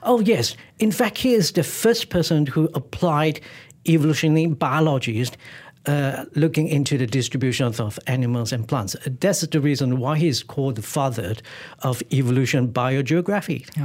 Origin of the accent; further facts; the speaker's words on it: Malaysia; where I was born in Malaysia